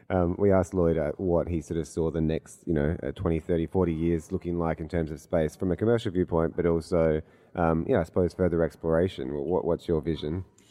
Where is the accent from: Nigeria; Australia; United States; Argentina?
Australia; Adelaide, South Australia; I grew up in Adelaide and I've lived here